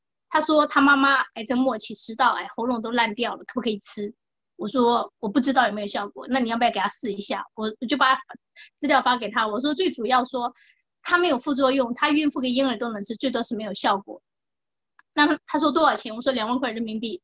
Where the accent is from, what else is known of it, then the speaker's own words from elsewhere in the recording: Anhui, China; moved away as an adult; now in Taiwan; 我是安徽的